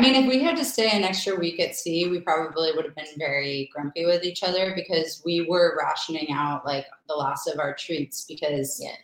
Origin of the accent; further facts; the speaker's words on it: Canada; I'm Canadian.